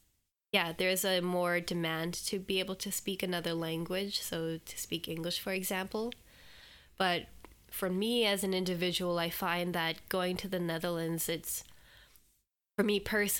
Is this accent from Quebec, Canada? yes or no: no; Alberta, Canada; also born or lived in Lloydminster / British Columbia / Edmonton; It's hard to say when I say like I'm from Alberta, because our family moved a little bit when we were growing up. I was born in Lloydminster, which is between 2 provinces in Canada.